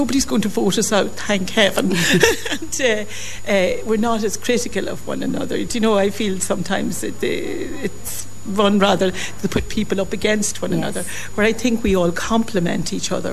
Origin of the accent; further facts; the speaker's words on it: Dundalk, County Louth, Ireland; I was a town girl, born and bred in Dundalk